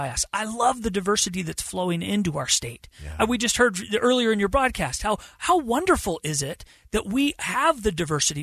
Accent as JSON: {"language": "English", "town": "Bountiful", "region": "Utah", "country": "United States", "tie": "born or raised there", "said": "I was born and raised in Bountiful"}